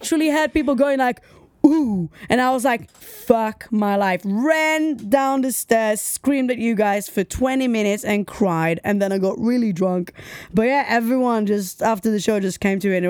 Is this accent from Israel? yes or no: yes; Tel Aviv, Tel Aviv District, Israel; now in United Kingdom; I'm from a sunny place. I'm from Tel Aviv